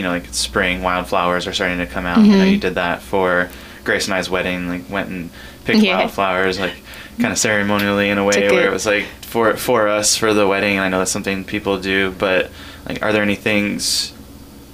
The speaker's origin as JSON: {"language": "English", "region": "California", "country": "United States", "tie": "born or raised there", "moved": "yes", "lives_now": "Ketchikan, United States", "said": "I'm from California originally, and I definitely grew up in a more rural area"}